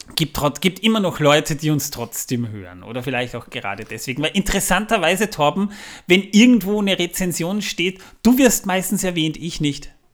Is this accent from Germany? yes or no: no; Waldviertel, Lower Austria, Austria; das ist im Waldviertel, da wo ich herkomme